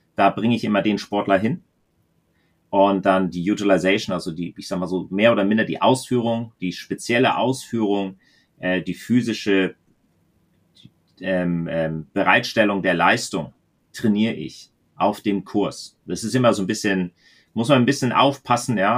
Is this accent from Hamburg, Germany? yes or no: no; the German-Danish border, Schleswig-Holstein, Germany; moved away; ich bin an der Grenze fast aufgewachsen